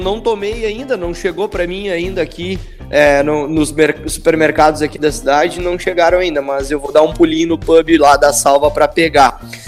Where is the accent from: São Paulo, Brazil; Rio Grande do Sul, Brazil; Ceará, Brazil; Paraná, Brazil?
Rio Grande do Sul, Brazil; Estrela; eu nasci em Estrela